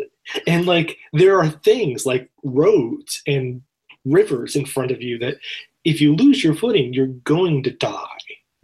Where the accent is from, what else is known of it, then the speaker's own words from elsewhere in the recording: Florida, United States; I come from Florida. We have a 1-inch grade across the entire state.